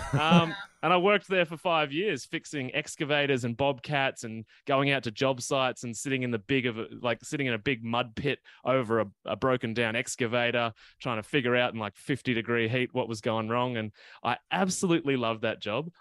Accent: Gippsland, Victoria, Australia; moved away; I actually grew up in the, in the countryside, um, and even when I go back to my hometown in Gippsland in Victoria

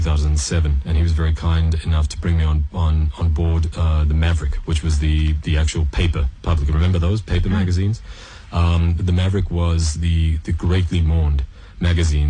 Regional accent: South Africa; moved away; also born or lived in Canada / Montreal / Middle East; I was born, grew up in South Africa, and then my family moved to Canada.

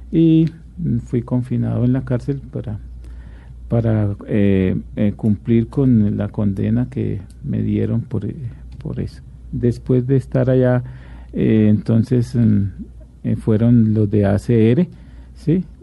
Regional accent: Antioquia, Colombia; Pues eh, yo eh, me crié en varias partes, pero soy de Antioquia y de mi mamá es antioqueña

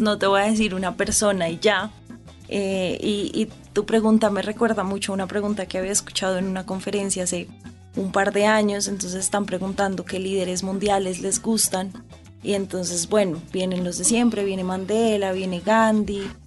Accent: Bogotá, Colombia; yo crecí todo el tiempo en Bogotá

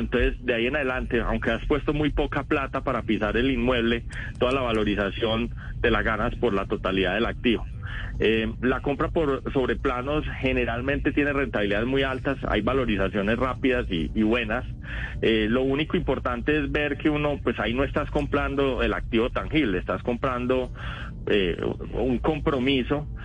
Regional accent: Paisa, Antioquia, Colombia; se me nota que soy paisa

